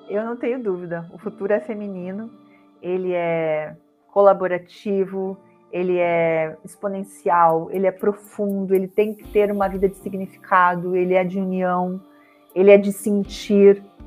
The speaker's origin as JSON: {"language": "Portuguese", "town": "Curitiba", "region": "Paraná", "country": "Brazil", "moved": "as an adult", "lives_now": "Rio de Janeiro, Brazil", "said": "Eu sou curitibana, sou do sul aí que nem você e vim morar no Rio de Janeiro"}